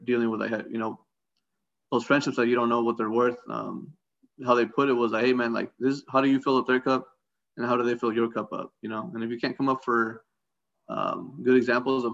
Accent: San Diego, California, United States; I'm from San Diego

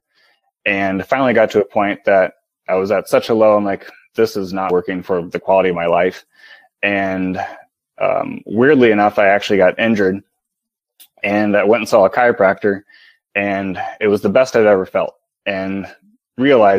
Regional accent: Midwest, United States; I'm from the Midwest

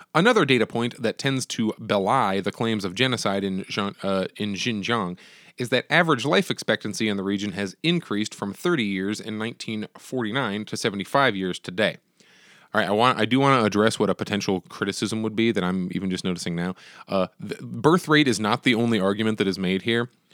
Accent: United States; As an American

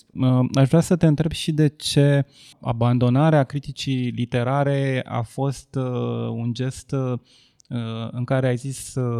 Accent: Ploiești, Prahova, Romania; eu nu sunt bucureștean, eu sunt ploieștean

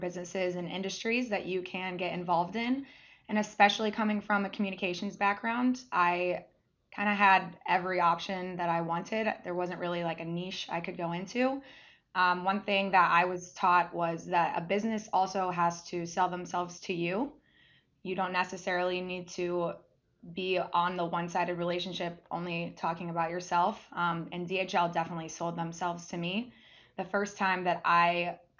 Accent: Central Ohio, United States; born and raised in Central Ohio

